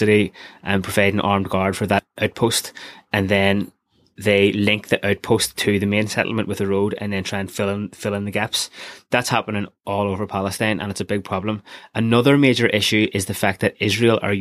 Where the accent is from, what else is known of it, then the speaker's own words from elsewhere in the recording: Belfast, Northern Ireland, United Kingdom; growing up in Belfast during the 90s